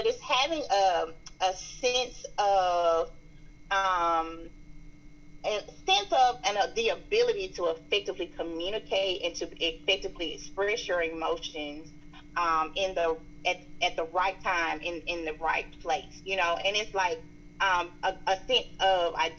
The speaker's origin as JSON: {"language": "English", "region": "the South", "country": "United States", "accent": "strong Southern", "said": "my strong Southern accent."}